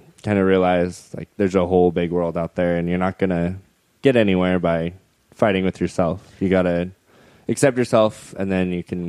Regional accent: Idaho, United States; Southeastern Idaho.

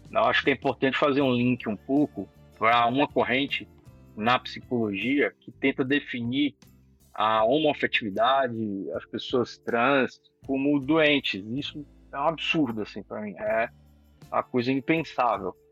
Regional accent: Salvador, Bahia, Brazil; moved away as an adult; now in São Paulo, Brazil; sou de Salvador, Bahia.

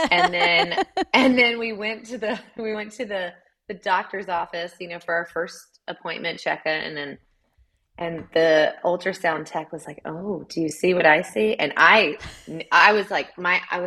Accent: Chattanooga, Tennessee, United States; moved away as an adult; now in Columbia, United States; I'm from Chattanooga, Tennessee.

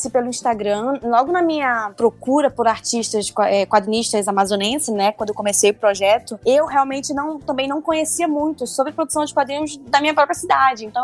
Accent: North Region, Brazil; accent: northern Brazilian; reconhecendo a minha cultura, a minha, o meu sotaque, a minha gíria, sabe, do norte, nesse quadrinho.

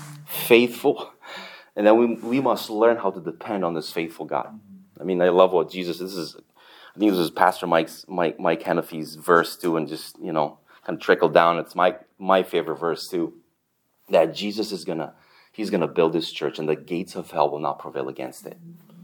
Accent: Canada; now in United States; And then I'm Canadian, That's double nice.

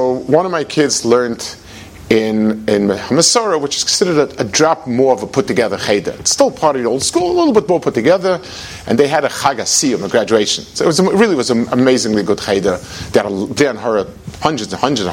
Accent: United States; I'm from America

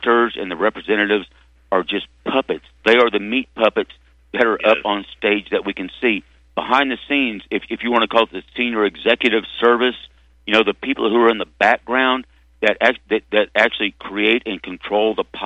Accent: Arkansas, United States; I grew up in Arkansas

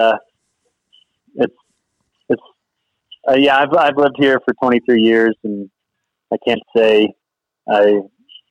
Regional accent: East Coast, United States; moved away; I'm originally from the East Coast

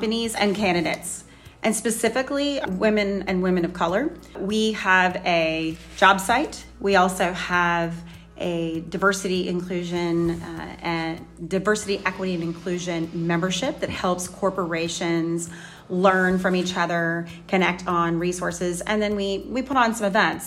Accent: Louisiana, United States; moved away; I'm a Cajun. I grew up in Louisiana

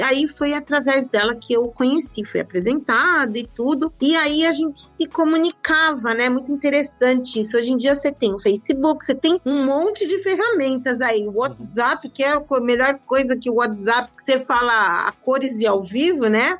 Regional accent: São Paulo, Brazil; moved away as an adult; now in Lebanon; Eu nasci em São Paulo, na cidade de São Paulo, precisamente no bairro da Vila Mariana, na Rua Vergueiro. Eu sempre morei na Vila Mariana

